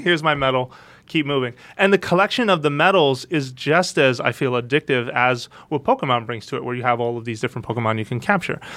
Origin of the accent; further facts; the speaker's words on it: United States; being American